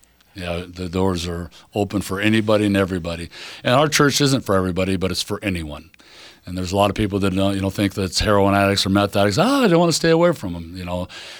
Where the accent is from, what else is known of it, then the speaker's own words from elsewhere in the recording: Spokane, Washington, United States; I was born and raised here in Spokane. I love this city.